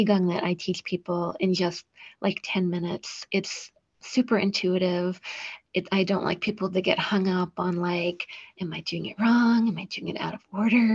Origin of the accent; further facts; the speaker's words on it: New York, United States; I'm a New Yorker